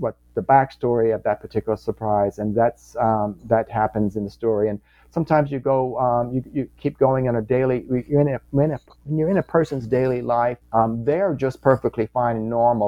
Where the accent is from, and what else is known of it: Louisiana, United States; born or raised there